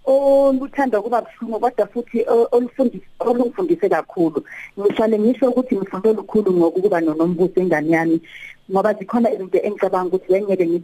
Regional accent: Johannesburg, Gauteng, South Africa; accent: Johannesburg Zulu; isiZulu sami lesiZulu saseGoli

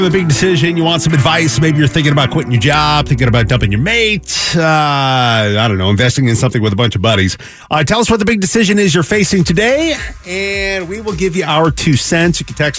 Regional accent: Pacific Northwest, United States; now in Arizona, United States; I am away from family. I grew up in the Pacific Northwest, but I am here with my wife and my kids.

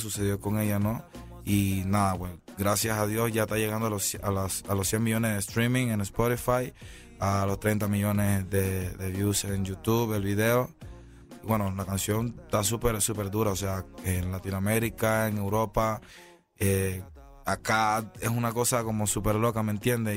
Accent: Panama; fueron cinco años en mi país

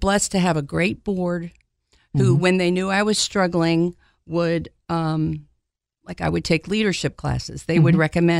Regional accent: Maryland, United States; now in Knoxville, United States; Well, home is Maryland, mainly outside of D.C. And I've been here since 1983, so I love Knoxville.

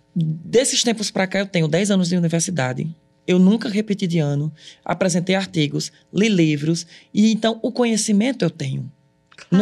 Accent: Ceará, Brazil; moved away as an adult; also born or lived in Cariri; now in Paris, France; eu sou daqui. Uhum. Eu sou brasileiro, eu sou cearense

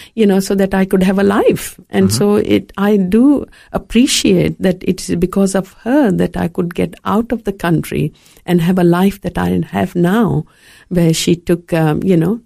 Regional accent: India; moved away as an adult; also born or lived in Fiji; now in Australia; growing up in India

